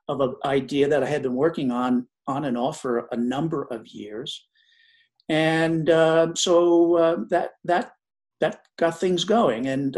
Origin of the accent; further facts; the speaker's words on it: New Jersey, United States; I grew up in New Jersey